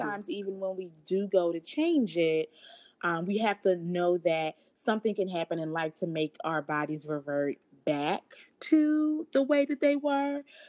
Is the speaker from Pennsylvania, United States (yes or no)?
yes; Philadelphia, Pennsylvania, United States; also born or lived in New York; moved back to my hometown of Philadelphia